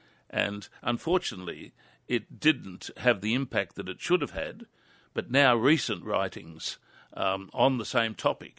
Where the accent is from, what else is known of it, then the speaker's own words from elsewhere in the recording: Newcastle, North East England, United Kingdom; Yes, I think it is, because I reflect on the food that I was raised on in Newcastle as a young man. And I was privileged to have been raised in a good working class household